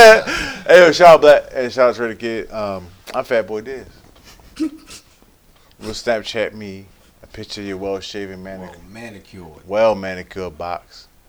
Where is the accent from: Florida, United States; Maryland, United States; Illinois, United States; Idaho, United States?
Maryland, United States; Baltimore; I'm from West Baltimore.